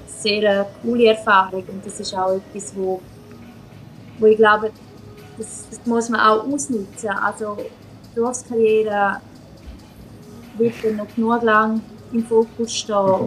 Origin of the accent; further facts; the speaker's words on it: Switzerland; now in Sweden; bei uns in der Schweiz